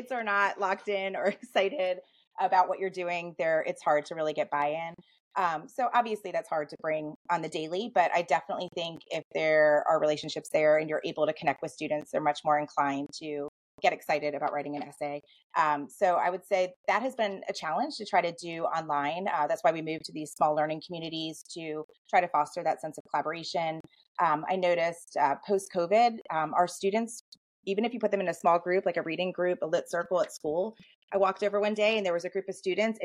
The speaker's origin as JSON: {"language": "English", "country": "United States", "tie": "born or raised there", "moved": "yes", "lives_now": "Richmond, United States", "said": "I grew up right outside of DC."}